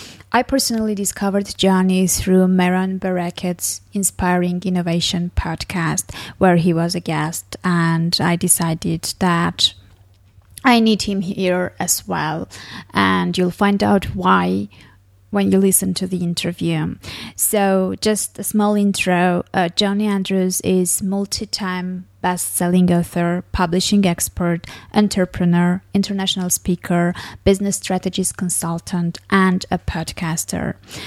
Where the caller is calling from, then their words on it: Armenia; English is a second language; the success is based on the listeners whom I don't know, because I'm podcasting from Armenia.